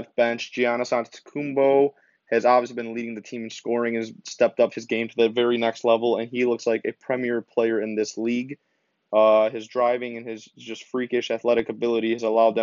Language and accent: English; Detroit, Michigan, United States; I know we're all from Detroit, like from the Detroit, Michigan area